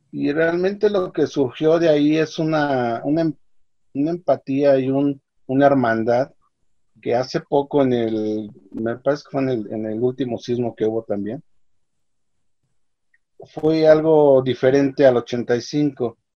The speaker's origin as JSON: {"language": "Spanish", "country": "Mexico", "said": "saldremos adelante como país, como mexicanos y como hermanos"}